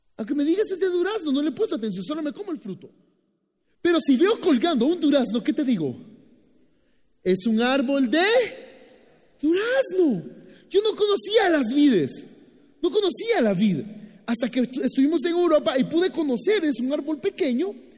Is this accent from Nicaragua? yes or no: yes; Boaco, Nicaragua; now in Guatemala; Así que nosotros nacimos en Buaco, que es uno de los departamentos de Nicaragua